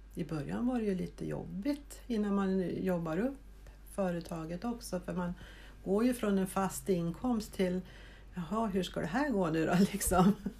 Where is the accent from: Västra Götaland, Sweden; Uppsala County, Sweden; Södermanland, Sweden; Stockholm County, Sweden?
Uppsala County, Sweden; Heby; moved away as an adult; also born or lived in Vaasa, Finland; now in Östervåla, Sweden; jag är född i Finland, i Vasa och uppväxt i Heby. Och 1980 flyttade jag till Östervåla.